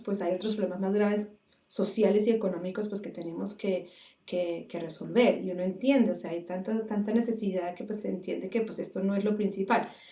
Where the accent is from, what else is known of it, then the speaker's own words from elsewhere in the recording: Bogotá, Colombia; now in United States; yo soy Rola